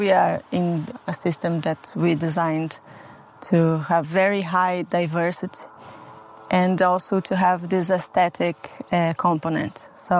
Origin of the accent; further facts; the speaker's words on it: Brazil; English is a second language; moved away as an adult; also born or lived in Portugal / Spain; now in Italy; Well, Felipe and I, since we moved from Brazil, we lived in Portugal and then in Spain, and now we are here.